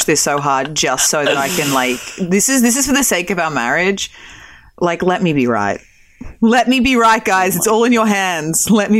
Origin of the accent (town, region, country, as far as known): Australia; born or raised there; now in United States